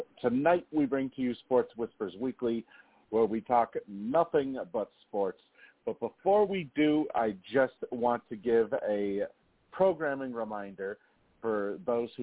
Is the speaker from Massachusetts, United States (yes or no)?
yes; Boston, Massachusetts, United States; I'm born and bred in Boston.